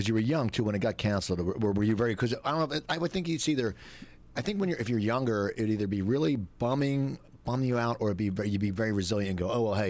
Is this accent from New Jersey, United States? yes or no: yes; Cherry Hill, New Jersey, United States; moved away; I'm from Cherry Hill, and it's just weird because anytime you, if you grew up in New Jersey, even though Cherry Hill is a big city